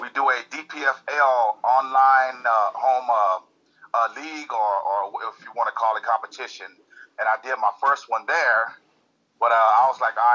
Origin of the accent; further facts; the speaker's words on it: Texas, United States; also born or lived in California; I was born and grew up a little bit in California. But then my mom, we moved back to Texas. And I grew up there in Texas. So, yeah, basically majority of Texas